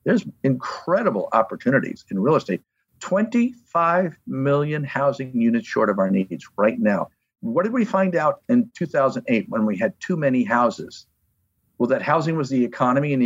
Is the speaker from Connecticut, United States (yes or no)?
yes; Connecticut, United States; moved away; also born or lived in Long Beach, California; I was from Connecticut. I thought everybody was Italian and Polish